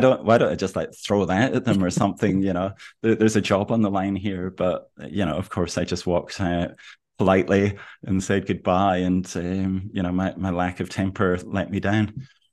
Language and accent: English; Aberdeen, Scotland, United Kingdom; now in Melbourne, Australia; I come from Aberdeen, which is Scotland's third largest city